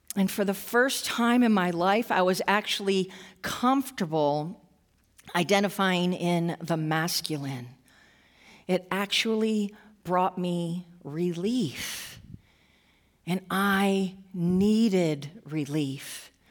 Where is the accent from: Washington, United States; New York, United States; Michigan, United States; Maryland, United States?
New York, United States; Western; I grew up in Western New York, uh, a little, pretty much a small town